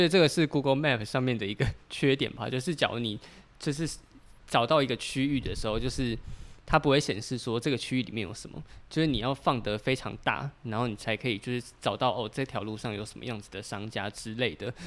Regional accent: Taipei, Taiwan; 我们是台北人

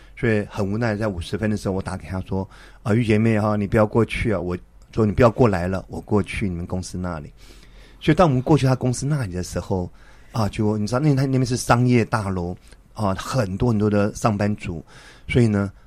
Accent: Taipei, Taiwan; 我们之前在台北信友堂一起长大的

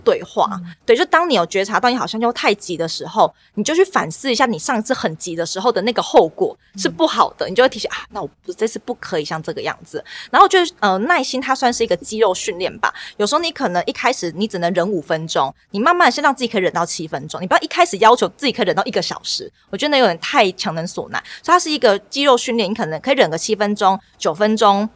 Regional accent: Tainan, Taiwan; 南就是我是台南人，所以我们对在我们家附近那边有找到一个不错的台南地点

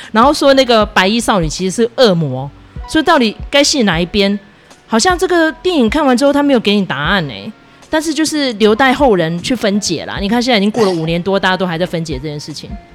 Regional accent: Taiwan; 其实身处在台湾，我们是一个宗教多元的国家

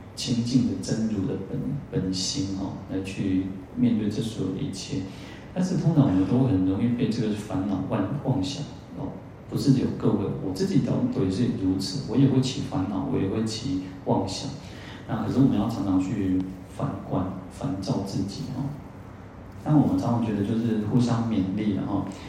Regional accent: Taiwan; 我们都现在讲台湾话

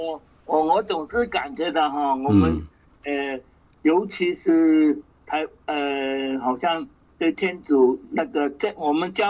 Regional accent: China; 但是如果在我们中国人的呃文化来讲哦，我不晓得是不是太极的画面哦

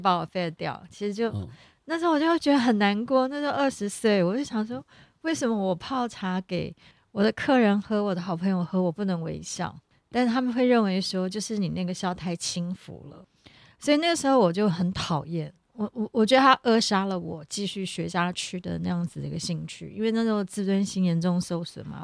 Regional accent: Taipei, Taiwan; 我小时候是住在，我的娘家在木栅，所以从小就是喝木栅的铁观音，还有温山爆农茶

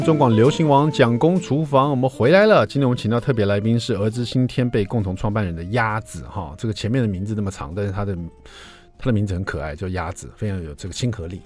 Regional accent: Taiwan; 我们台湾人

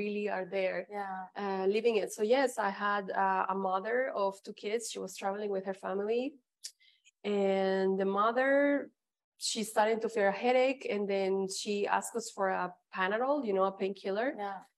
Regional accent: Mexico; first language Spanish; English is a second language; moved away as an adult; also born or lived in Canada; now in Dubai, United Arab Emirates; I was born in Mexico, then I lived in Canada ten years

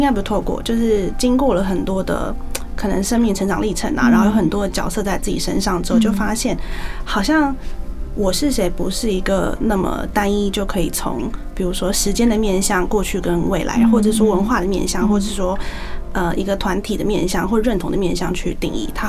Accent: Hsinchu, Taiwan; 因为像小时候的时候，因为我是新竹人，

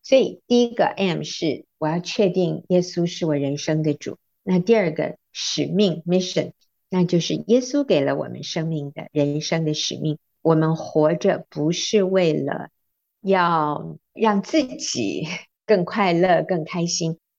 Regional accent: United States; moved away as an adult; now in Taiwan; 我在美国长大的，当然最初一段是在台湾，后来国中的时候我们移民到美国去，那我大学毕业还在学园受训，然后我回到台湾之后

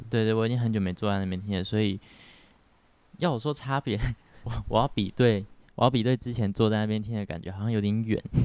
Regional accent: Pingtung County, Taiwan; moved away as an adult; now in Taipei, Taiwan; 我是来自屏东的小孩

